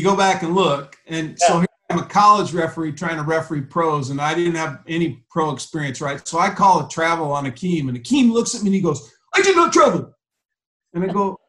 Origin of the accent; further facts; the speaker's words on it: Ashland, Nebraska, United States; moved away; I came from Ashland, Nebraska, with a population of about 1,800 people